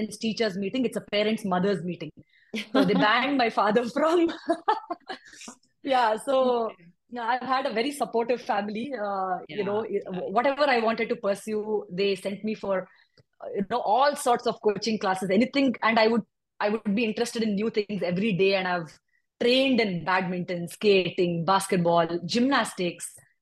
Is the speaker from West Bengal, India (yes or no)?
no; Bangalore, Karnataka, India; also born or lived in Hyderabad; I was born in Hyderabad. I moved to Bangalore at a quite an early age. I was here by the time I was 8, and I've been a Bangalorean since forever.